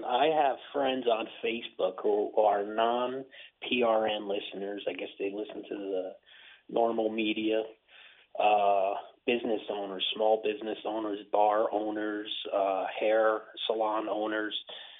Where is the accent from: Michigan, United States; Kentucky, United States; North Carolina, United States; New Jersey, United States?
New Jersey, United States; now in Calgary, Canada; I'm in Calgary. I am previously from New Jersey.